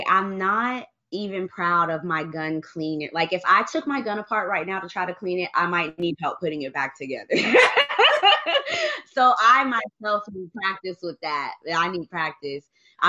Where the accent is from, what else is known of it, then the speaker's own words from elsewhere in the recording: Germany; born there; I was born in Germany, and in Germany they not even the cops, like the Polizei, don't even carry guns.